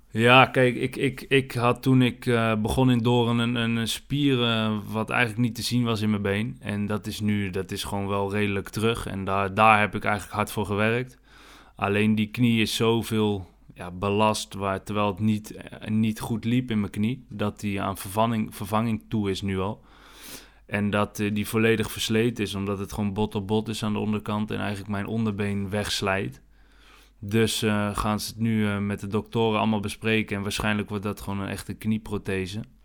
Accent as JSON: {"language": "Dutch", "town": "Houten", "region": "Utrecht", "country": "Netherlands", "tie": "born or raised there", "also_born_or_lived": "Alphen aan den Rijn", "said": "we zijn nu in Houten, waar ik ben opgegroeid eigenlijk, bij mijn ouders, ouderlijk huis"}